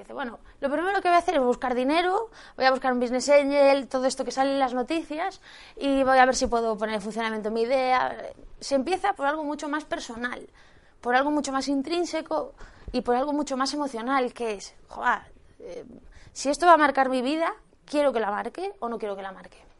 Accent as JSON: {"language": "Spanish", "region": "Galicia", "country": "Spain", "said": "yo soy gallega, seguro que ya me lo habéis notado"}